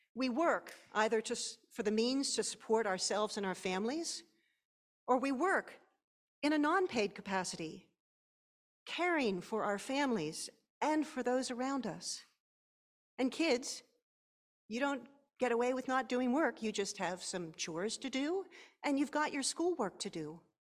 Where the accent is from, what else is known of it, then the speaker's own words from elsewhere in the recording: Pennsylvania, United States; my home state of Pennsylvania